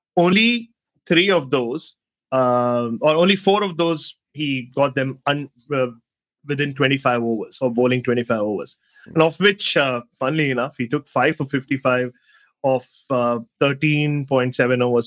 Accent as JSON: {"language": "English", "town": "Mumbai", "region": "Maharashtra", "country": "India", "tie": "born or raised there", "also_born_or_lived": "Australia", "moved": "yes", "said": "So I was, was born in Ghatkopar, spent my first two years in Ghatkopar. I went to school in Ghatkopar, but my house that I grew up in and my mother still owns, where I slept when I went to Bombay now, uh, is in that it's in that undefined zone between Ghatkopar and Chembur"}